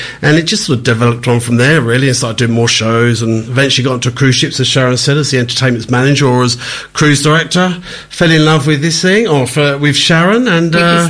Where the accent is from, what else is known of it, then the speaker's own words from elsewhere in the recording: London, United Kingdom; accent: London; moved away as an adult; also born or lived in Mallorca, Spain; now in Australia; I started actually as a graphic designer back in London. You can probably tell from my accent.